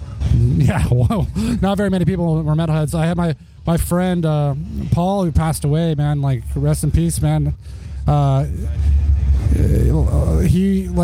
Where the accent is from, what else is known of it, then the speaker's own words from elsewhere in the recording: Torrance, California, United States; I grew up mostly in the South Bay, like Torrance area